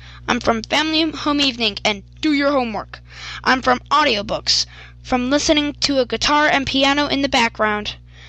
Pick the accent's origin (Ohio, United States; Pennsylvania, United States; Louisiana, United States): Ohio, United States; Euclid; I'm from Euclid, Ohio, on Parkwood Drive.